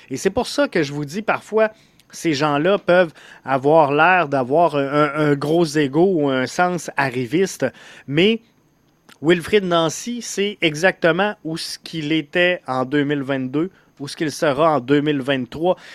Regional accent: Montreal, Quebec, Canada; je suis un Montréalais à Montréal?

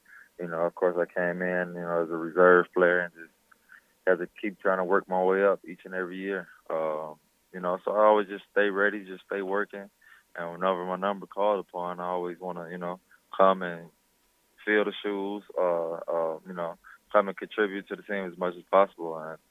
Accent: East Chicago, Indiana, United States; I come from East Chicago, which is, you know, tough city, tough town.

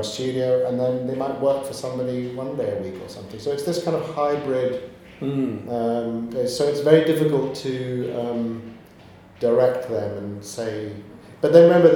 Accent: Glasgow, Scotland, United Kingdom; moved away as an adult; now in London, United Kingdom; Originally, I was born in Glasgow

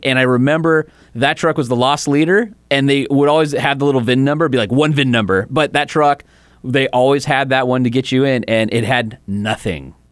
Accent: Huntington Beach, California, United States; I grew up in Huntington, went to Huntington High School. I still live in Huntington. It's my hometown.

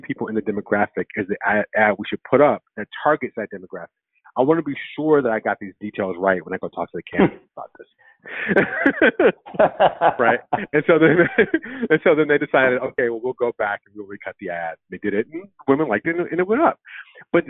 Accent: Michigan, United States; I'm from Michigan

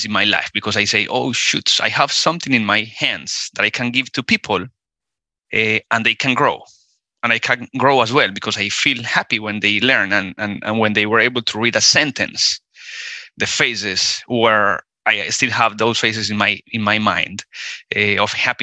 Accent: Colombia; moved away as an adult; also born or lived in Spain / Costa Rica / California; I am originally from Colombia, South America. I moved out from Colombia when I was 18

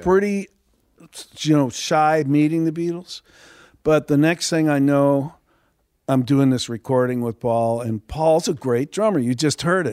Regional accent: Texas, United States; growing up in Texas, I was around 'em all my life

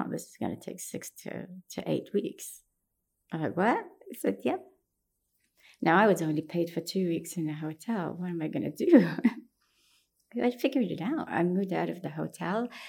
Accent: Baghdad, Baghdad Governorate, Iraq; English is a second language; moved away as an adult; now in United States; New York was scary for me because I'm from Baghdad

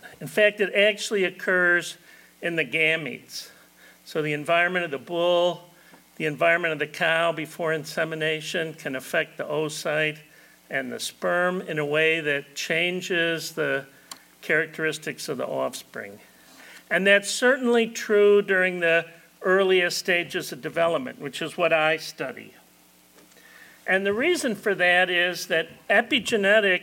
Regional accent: Illinois, United States; moved away as an adult; now in Florida, United States; I've been in Florida 38 years, but I'm originally from Illinois

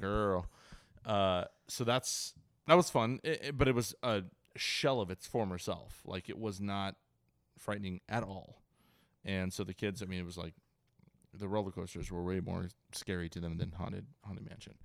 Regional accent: Ventura, California, United States; now in San Diego, United States; I grew up in Ventura, Ventura County

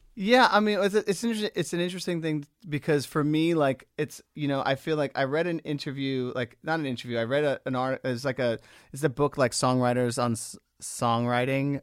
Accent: Long Island, New York, United States; growing up on Long Island

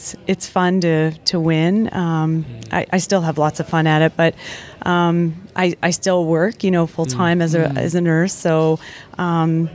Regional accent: Calgary, Alberta, Canada; now in Seattle, United States; I'm from Seattle, Washington, originally from Calgary, Alberta

